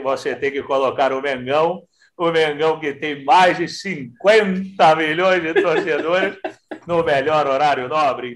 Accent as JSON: {"language": "Portuguese", "region": "Rio de Janeiro", "country": "Brazil", "said": "eu sou carioca"}